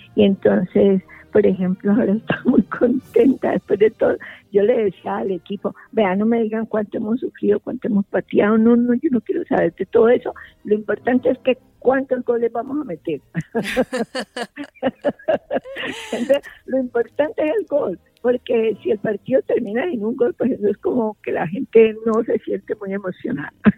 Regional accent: Cali, Valle del Cauca, Colombia; a nosotros como colombianos y especialmente con caleños

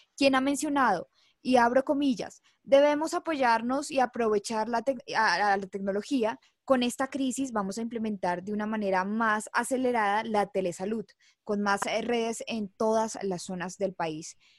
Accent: Colombia; nuestro país.

